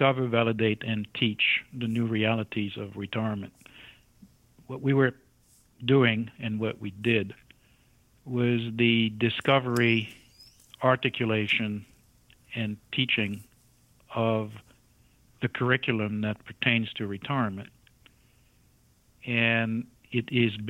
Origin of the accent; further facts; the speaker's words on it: France; moved away as an adult; I emigrated from France to this country in my early 20s